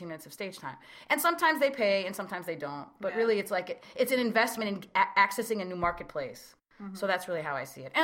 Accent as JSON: {"language": "English", "town": "Chicago", "region": "Illinois", "country": "United States", "tie": "born or raised there", "said": "I grew up in Chicago as a Palestinian American"}